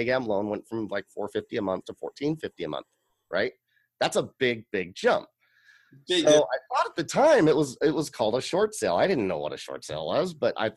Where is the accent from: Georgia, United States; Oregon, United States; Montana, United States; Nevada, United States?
Oregon, United States; Tigard; this was a house that I grew up in Tigard, Oregon.